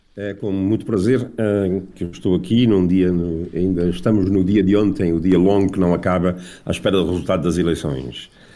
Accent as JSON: {"language": "Portuguese", "region": "Azores", "country": "Portugal", "moved": "as an adult", "lives_now": "United States", "said": "ao fim de 50 anos aqui, nunca deixei de ser português, sou português, mas também sou cidadão americano"}